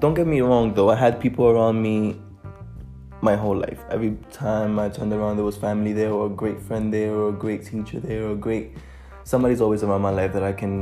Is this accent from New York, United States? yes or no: yes; New York City, New York, United States; English is a second language; moved away as an adult; also born or lived in Dominican Republic; now in London, United Kingdom; I am a bilingual 19-year-old who was born and raised in Harlem in New York City.